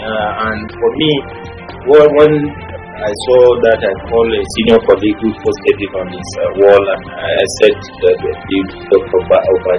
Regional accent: Nigeria

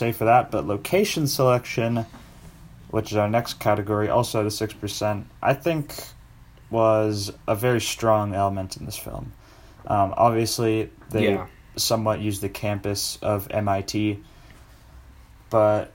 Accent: Boston, Massachusetts, United States; moved away; I was born in Boston

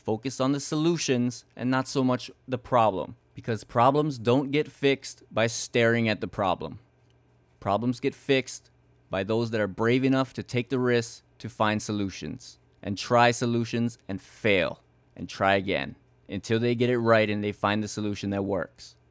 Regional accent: Hawaii, United States; growing up in Hawaii is just different

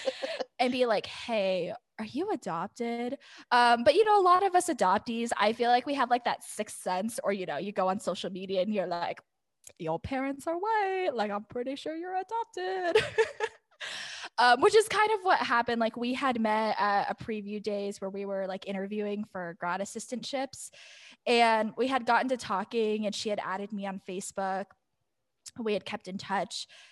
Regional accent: Scottsdale, Arizona, United States; growing up in Scottsdale.

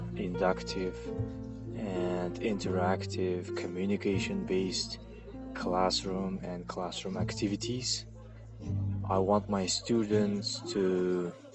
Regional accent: Jizzakh, Jizzakh Region, Uzbekistan; English is a second language; I am from Jizzak.

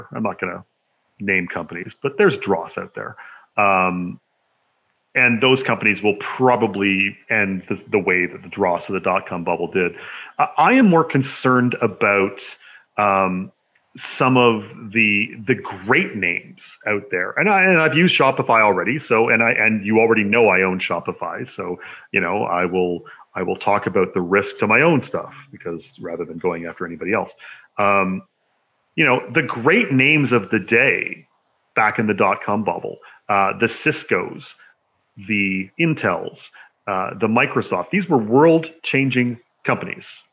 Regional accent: Canada; people don't know I'm Canadian.

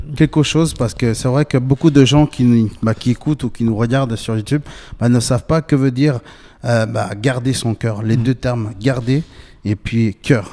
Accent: Bolivia; j'ai 27 ans, je viens de Bolivie

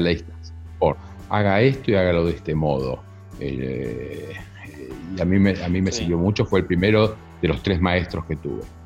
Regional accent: Argentina; also born or lived in United States; como buen argentino que se precie

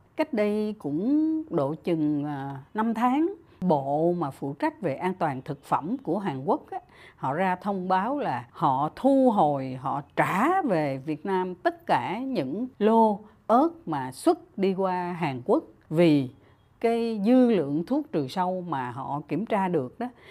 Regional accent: Vietnam

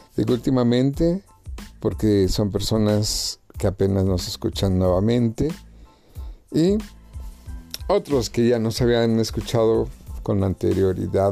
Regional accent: Mexico; mi pueblo, a mi México

